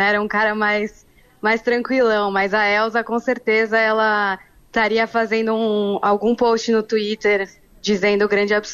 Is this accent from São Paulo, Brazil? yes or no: yes; São Paulo, Brazil; now in Rio de Janeiro, Brazil; Eu sou de São Paulo, é, moro aqui no Rio há seis anos e a diferença sempre foi gritante, assim.